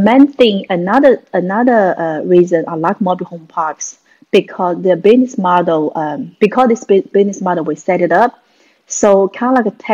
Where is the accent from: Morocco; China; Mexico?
China; moved away as an adult; now in United States; I'm a Chinese. Actually, I come from China. 1993, moved from China to US to advance my education